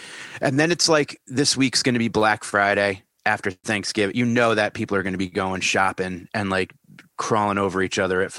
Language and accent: English; Canada; I'm Canadian. I'm measuring in meters.